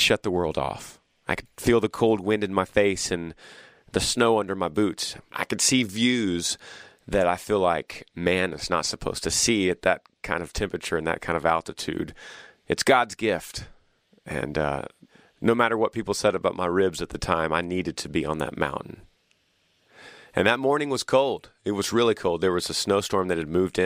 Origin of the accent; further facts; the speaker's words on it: Texas, United States; We saw the strength of my home state